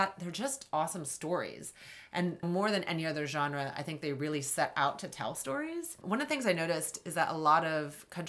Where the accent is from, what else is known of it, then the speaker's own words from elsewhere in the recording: Southern Virginia, United States; moved away; I grew up in Southern Virginia